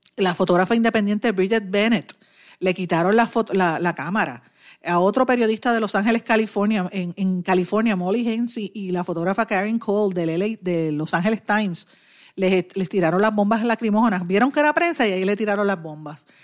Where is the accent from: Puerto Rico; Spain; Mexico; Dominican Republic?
Puerto Rico; Puerto Rico, que somos ciudadanos americanos